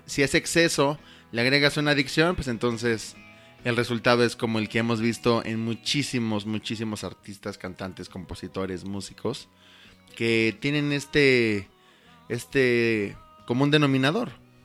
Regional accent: Mexico; como mexicanos

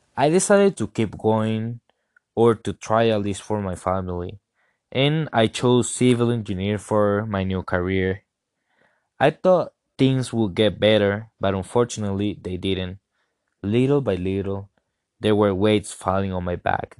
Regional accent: Venezuela; now in Colorado, United States; I'm from Venezuela

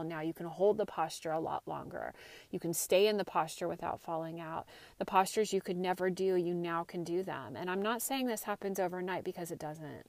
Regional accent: Santa Cruz, California, United States; moved away as an adult; also born or lived in Marin County, California; I grew up in Santa Cruz area, went to high school and college here

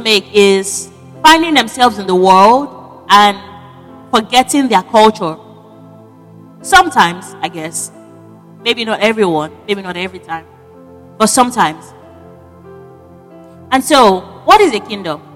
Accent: Nigeria; moved away; I am a Nigerian, but I'm not currently in Nigeria

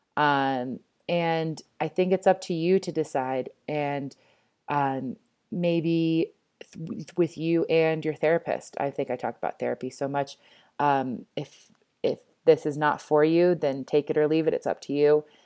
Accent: East Coast, United States; moved away as an adult; now in Denver, United States; I grew up on the East Coast.

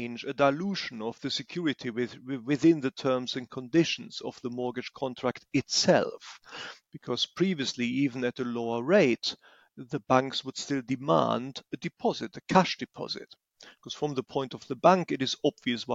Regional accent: Germany; moved away as an adult; now in England, United Kingdom; I was born in Germany and lived there for decades

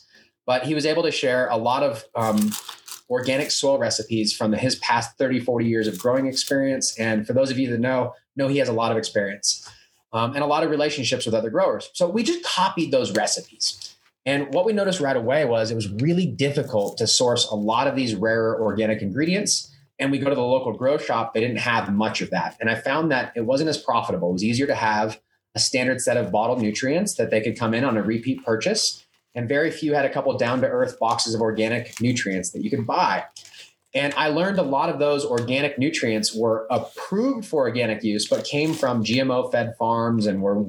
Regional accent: California, United States; when I moved to Colorado, I was from California, and I really started to grow a lot more.

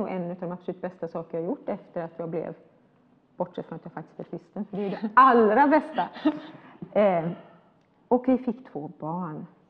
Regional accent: Sweden; jag var ju svensk. Uh, när jag var ung i Sverige

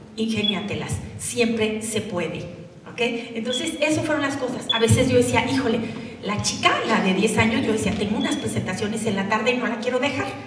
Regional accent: Durango, Mexico; moved away; also born or lived in Monterrey; Yo soy de Durango y me fui a Monterrey

